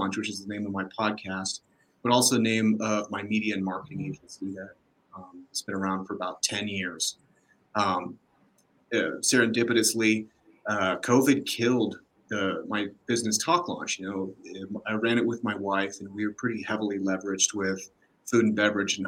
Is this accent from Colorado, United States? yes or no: yes; Denver, Colorado, United States; We're in Denver. I'm from Denver